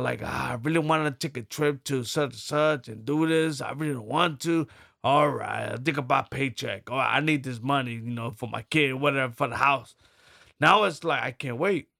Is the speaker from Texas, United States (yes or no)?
no; New York City, New York, United States; I'm from Brooklyn, New York City, from the poor